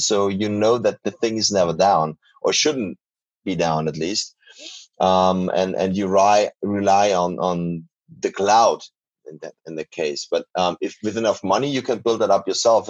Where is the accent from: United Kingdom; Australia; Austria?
Austria; we are from Austria while you're from the US.